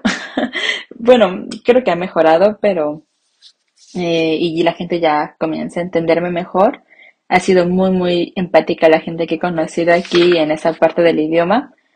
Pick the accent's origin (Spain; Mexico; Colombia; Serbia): Mexico; first language Spanish; moved away as an adult; mi identidad como mexicana